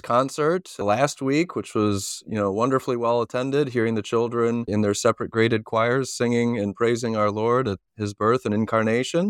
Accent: Chicago, Illinois, United States; now in Corcoran, United States; I grew up in the suburbs of Chicago

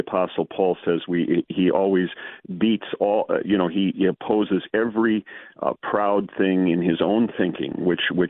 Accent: St. Louis, Missouri, United States; I'm from the St. Louis area

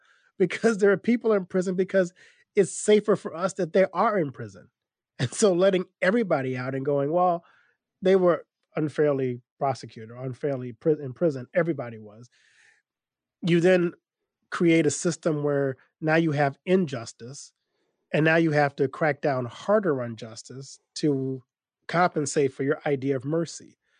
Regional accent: Louisiana, United States; I grew up in Louisiana

